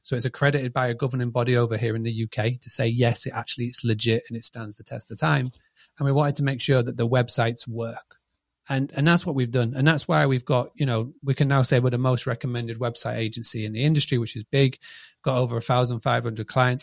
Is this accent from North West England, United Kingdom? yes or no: no; Scarborough, Yorkshire and the Humber, United Kingdom; I'm from a, a little town called Scarborough